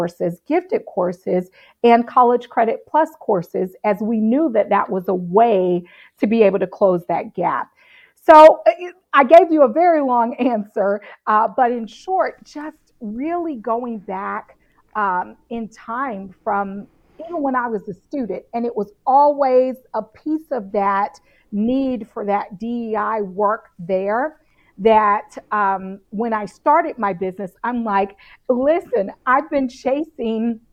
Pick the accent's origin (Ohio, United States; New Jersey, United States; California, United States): Ohio, United States; Cincinnati; So I grew up in Cincinnati, North College Hill